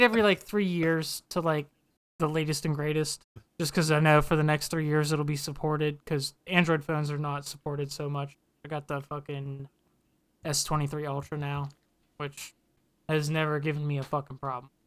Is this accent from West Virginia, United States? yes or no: yes; West Virginia, United States; moved away; we're all from West Virginia